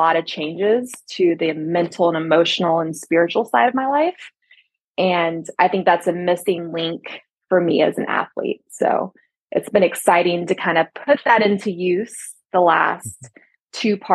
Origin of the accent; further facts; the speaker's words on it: Texas, United States; also born or lived in Las Vegas, Nevada; now in Los Angeles, United States; as a Texan